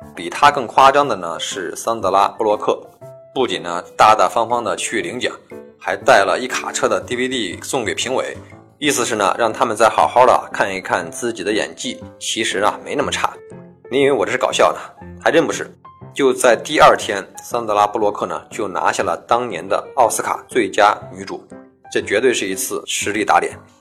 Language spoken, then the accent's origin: Chinese; China; 以我们中国人的惯用思维来衡量一件事儿